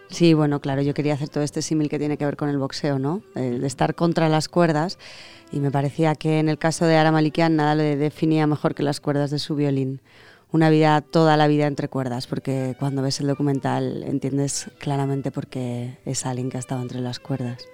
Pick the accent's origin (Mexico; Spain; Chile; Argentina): Spain; Zaragoza, Aragon; Zaragoza, que es mi tierra y la tuya